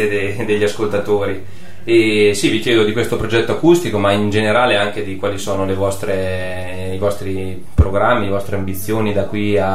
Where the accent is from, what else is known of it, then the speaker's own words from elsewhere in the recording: Marche, Italy; Guarda che sono marchigiano io